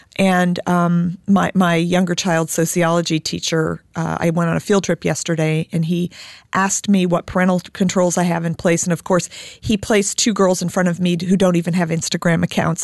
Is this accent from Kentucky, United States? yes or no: no; Indiana, United States; I'm an Irish Catholic German Jew from Indiana